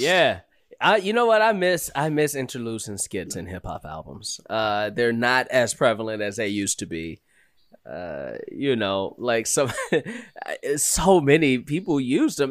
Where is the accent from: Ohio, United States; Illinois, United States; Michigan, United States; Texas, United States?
Illinois, United States; Chicago; growing up in Chicago